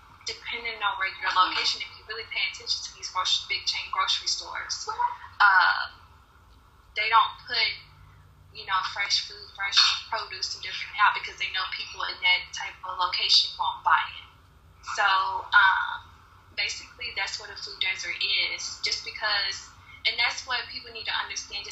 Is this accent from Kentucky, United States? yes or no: yes; Louisville, Kentucky, United States; I grew up in Newburgh. So in a black community, low income